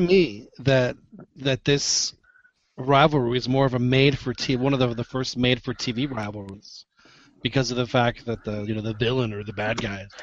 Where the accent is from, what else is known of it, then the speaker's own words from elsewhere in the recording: Mexico City, Mexico; I'm a Chilango. Yeah. I grew up in Mexico City